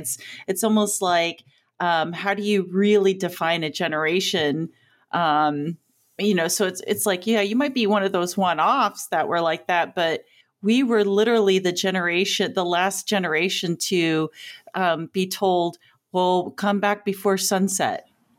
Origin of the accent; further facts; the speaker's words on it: Louisiana, United States; also born or lived in Midwest; So growing up in Louisiana in the 80s, the humidity in the South and being an 80s kid, right, meant that you were outside all the time.